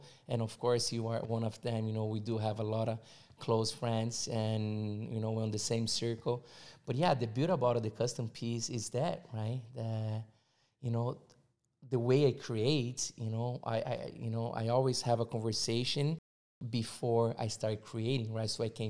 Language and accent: English; São Paulo, Brazil; English is a second language; born and raised in Brazil, São Paulo.